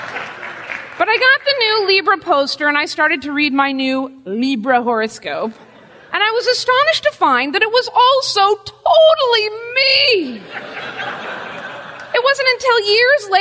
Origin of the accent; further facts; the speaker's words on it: Pacific Northwest, United States; moved away; I was raised in the Pacific Northwest